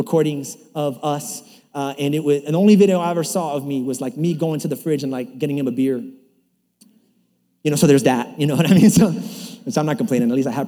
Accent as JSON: {"language": "English", "town": "New York City", "region": "New York", "country": "United States", "tie": "born or raised there", "said": "I was kind of growing up in New York City."}